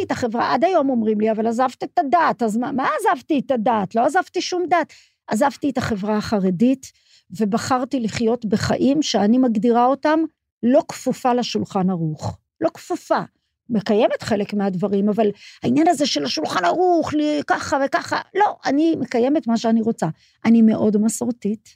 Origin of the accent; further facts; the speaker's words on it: Petah Tikva, Central District, Israel; also born or lived in Haifa; גדלתי בפתח תקווה, נולדתי בחיפה, אבל גדלתי בפתח תקווה